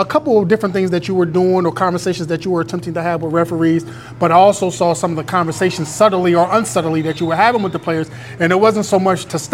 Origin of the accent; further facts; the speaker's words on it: Philadelphia, Pennsylvania, United States; moved away as an adult; now in Chicago, United States; my son and my family, we're from Philadelphia.